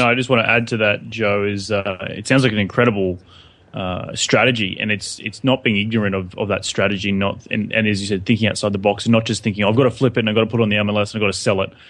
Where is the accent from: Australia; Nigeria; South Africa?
Australia; moved away as an adult; also born or lived in New York; now in Los Angeles, United States; we're English-speaking country